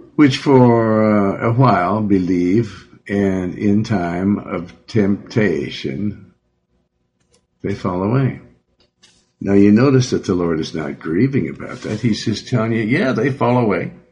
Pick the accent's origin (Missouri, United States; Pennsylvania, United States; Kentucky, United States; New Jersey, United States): Missouri, United States; Joplin; moved away; also born or lived in Beverly Hills; I'm from Missouri. I was born in Joplin